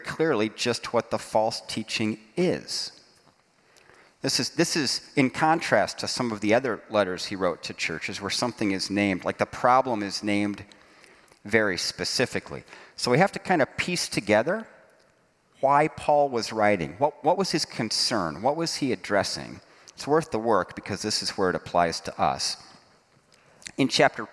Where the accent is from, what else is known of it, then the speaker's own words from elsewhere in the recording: Dayton, Ohio, Fort Wayne, Indiana, Midwest, United States; I'm from Dayton, Ohio, Fort Wayne, Indiana